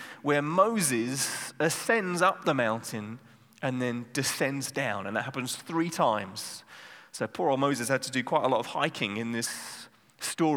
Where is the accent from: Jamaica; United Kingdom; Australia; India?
United Kingdom; England; now in Netherlands; I'm from England